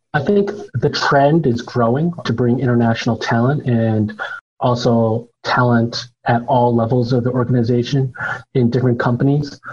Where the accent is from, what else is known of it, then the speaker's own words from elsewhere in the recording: United States; moved away as an adult; also born or lived in China; I am an American born Chinese, although I had lived in China for quite a while